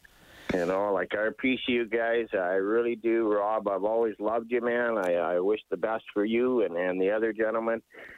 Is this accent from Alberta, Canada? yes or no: yes; Edmonton, Alberta, Canada; I was born and raised here in Edmonton. I'm 63 this year.